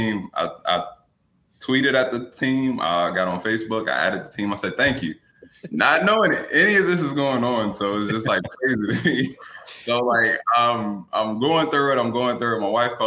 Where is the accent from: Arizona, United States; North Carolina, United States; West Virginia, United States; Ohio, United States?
West Virginia, United States; I'm from West Virginia.